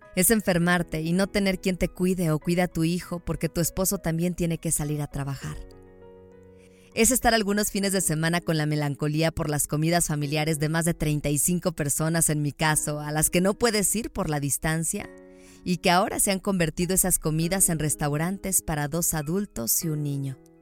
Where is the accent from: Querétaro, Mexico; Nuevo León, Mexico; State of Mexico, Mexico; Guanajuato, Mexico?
Guanajuato, Mexico; León; moved away as an adult; now in Mexico City, Mexico; Nací en la bonita ciudad de León, Guanajuato